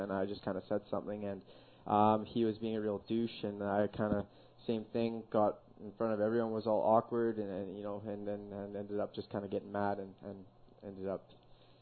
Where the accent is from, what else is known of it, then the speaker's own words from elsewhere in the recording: Coquitlam, British Columbia, Canada; So I grew up in Coquitlam and Port Coquitlam. I actually lived amongst the two cities, my whole life.